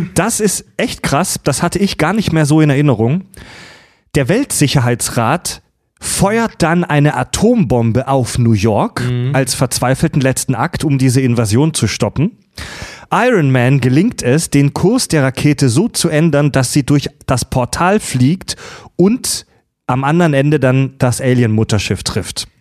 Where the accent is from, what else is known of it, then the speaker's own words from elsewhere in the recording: Stuttgart, Baden-Württemberg, Germany; moved away; ich komme ja aus der Ecke